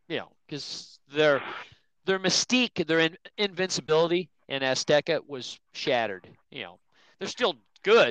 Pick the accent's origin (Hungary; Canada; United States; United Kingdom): United States; Nebraska; now in Las Vegas, United States; I grew up in Nebraska